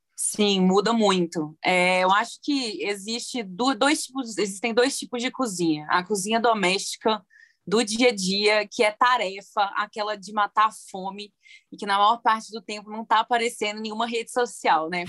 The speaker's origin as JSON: {"language": "Portuguese", "town": "Viçosa", "region": "Minas Gerais", "country": "Brazil", "tie": "born or raised there", "also_born_or_lived": "Belo Horizonte", "moved": "yes", "said": "Eu sou do interior, né, de Viçosa, interior de Minas Gerais. Cresci vendo minha mãe cozinhando e tudo"}